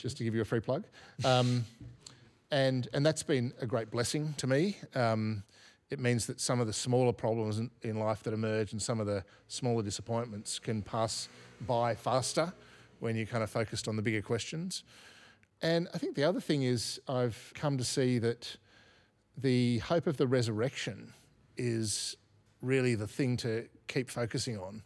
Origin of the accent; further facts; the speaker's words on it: Australia; I'm an Australian, so I'm part of the Australian story